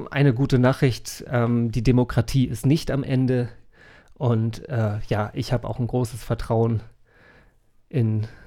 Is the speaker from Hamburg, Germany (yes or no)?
yes; Hamburg, Germany; also born or lived in Schleswig-Holstein; Ich bin EU-Bürger, ich bin Deutscher, ich bin Hamburger. Ja. Ich bin auch Schleswig-Holsteiner, ja weil ich da geboren bin.